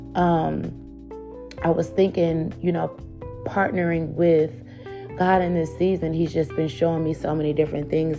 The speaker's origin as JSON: {"language": "English", "town": "Cleveland", "region": "Ohio", "country": "United States", "tie": "born or raised there", "said": "we were latchkey kids growing up in Cleveland, Ohio"}